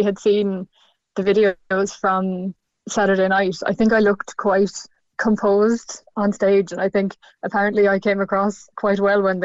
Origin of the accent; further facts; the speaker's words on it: Douglas, Munster, Ireland; moved away as an adult; now in Galway, Ireland; I'm from Douglas. I've lived in Cork most of my life